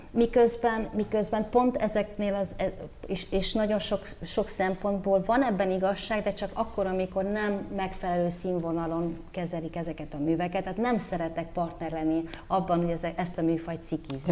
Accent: Bucharest, Romania; now in Hungary; Bukarestbe nőttem föl, tökéletesen beszéltem románul

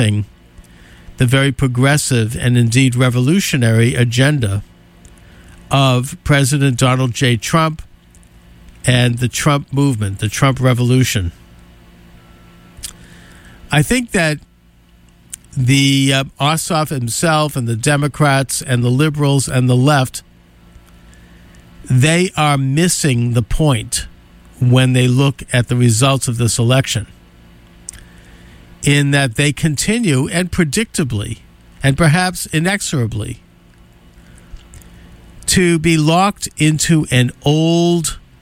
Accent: United States; as an American

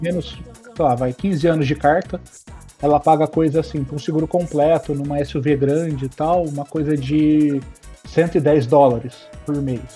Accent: Campinas, São Paulo, Brazil; moved away as an adult; also born or lived in Vancouver; now in Edmonton, Canada; nasci em Campinas, que é uma cidade que hoje tem quase 3 milhões de habitantes

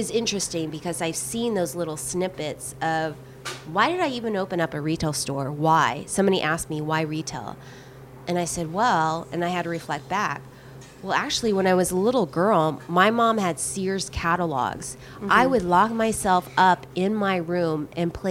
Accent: the Bible Belt, United States; now in Los Angeles, United States; I grew up in the Bible Belt.

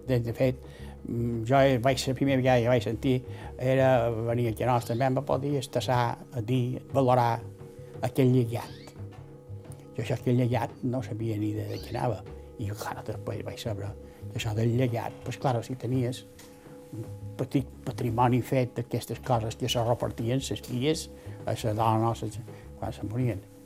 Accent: Palma, Balearic Islands, Spain; moved away as an adult; now in S'Arenal, Spain; Vaig néixer a Palma.

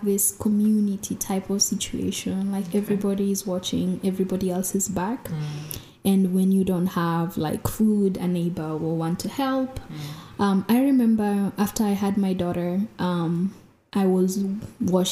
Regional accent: Nairobi, Kenya; growing up in Mukuru, another thing that helped was growing up in Kenya, we speak Sheng

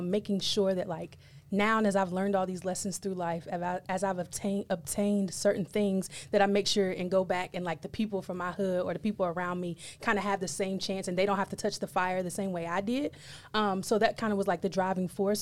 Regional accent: Owensboro, Kentucky, United States; school in my hometown, Owensboro, Kentucky

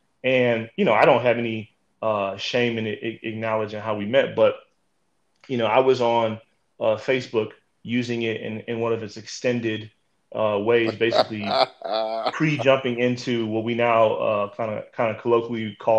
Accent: Midwest, United States; I'm from the Midwest, I moved to the South professionally, and now, I'm moving kind of to the East Coast.

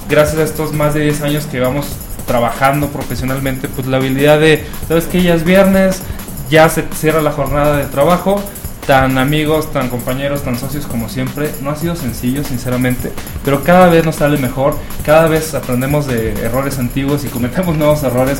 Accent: Chihuahua, Mexico; moved away as an adult; now in Guadalajara, Mexico; en la ciudad donde yo nací viví muchos años, no había industria del cine, de la animación. Chihuahua, Chihuahua, el norte de México

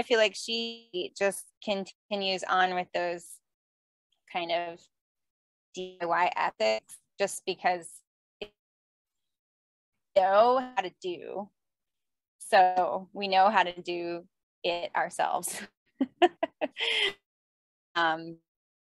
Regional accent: South Florida, United States; I grew up in South Florida

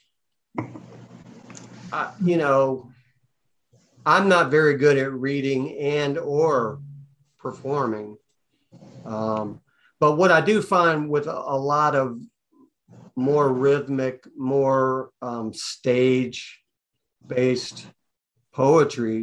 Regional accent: Atlanta, Georgia, United States; I'm from Atlanta

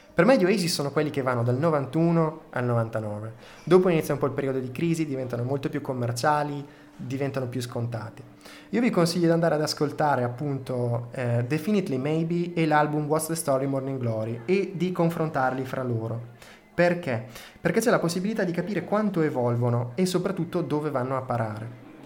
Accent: Reggio Emilia, Emilia-Romagna, Italy; accent: Emilian; sono nato a Reggio Emilia, quindi insomma, ho uno slang molto emiliano.

